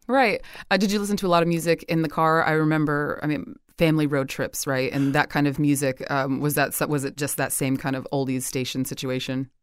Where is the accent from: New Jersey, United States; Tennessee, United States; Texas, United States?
New Jersey, United States; moved away; I'm from New Jersey originally